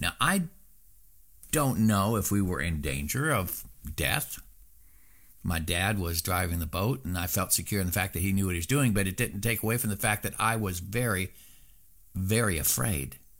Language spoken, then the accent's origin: English; Southeast Alaska, United States; when I was growing up in Southeast Alaska